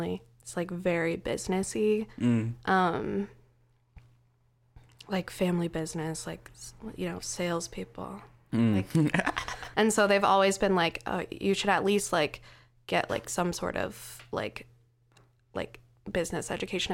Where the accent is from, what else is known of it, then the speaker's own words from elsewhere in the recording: Lincoln, Nebraska, United States; moved away as an adult; also born or lived in New York; now in Philadelphia, United States; my hometown is Lincoln, the capital